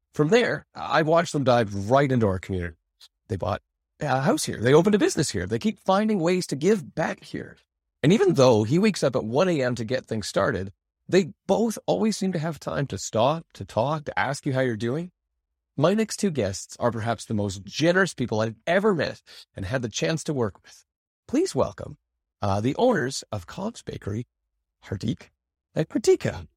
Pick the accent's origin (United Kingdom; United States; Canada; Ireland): Canada; Fort St. John, British Columbia; growing up in Fort Saint John